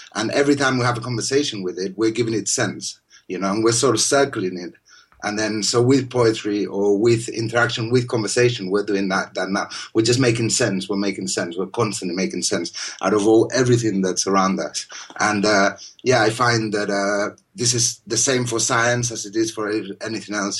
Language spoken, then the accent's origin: English; Spain; moved away; I'm from Spain, and obviously we have all these uh, Islamic influence